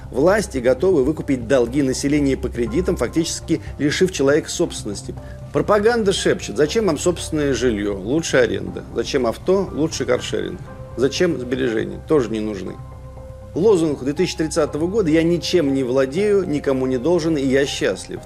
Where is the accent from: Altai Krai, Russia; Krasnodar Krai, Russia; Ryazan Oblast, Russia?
Ryazan Oblast, Russia; Skopin; в моем родном городке Скопина Рязанской области